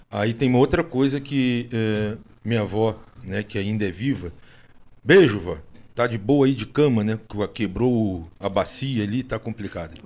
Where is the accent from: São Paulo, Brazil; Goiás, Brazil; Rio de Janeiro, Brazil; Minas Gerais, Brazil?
Rio de Janeiro, Brazil; eu sou carioca